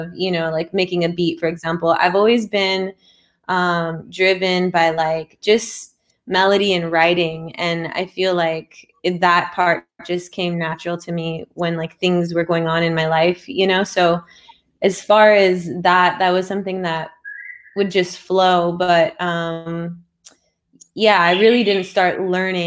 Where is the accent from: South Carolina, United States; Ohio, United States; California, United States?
California, United States; Pasadena; I am from Pasadena, California